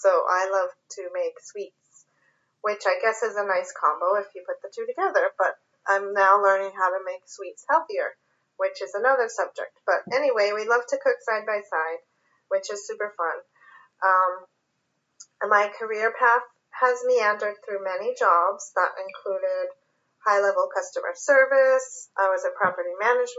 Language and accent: English; California, United States; also born or lived in New York; now in Pennsylvania, United States; I was born and raised in California